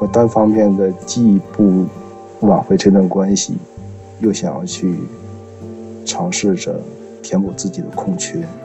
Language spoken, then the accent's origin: Chinese; Changchun, Jilin, China; 我来自吉林长春，今年三十岁了